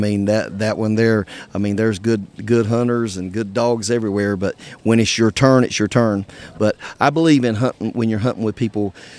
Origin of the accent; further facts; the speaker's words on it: Charlotte, North Carolina, United States; I'm from uh, like Charlotte, North Carolina.